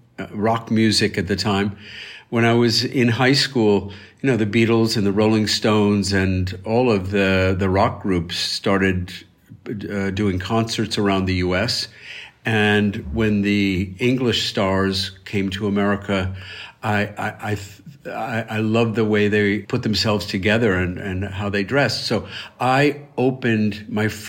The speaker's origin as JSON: {"language": "English", "town": "Elmira", "region": "New York", "country": "United States", "tie": "born or raised there", "said": "my hometown of Elmira, New York"}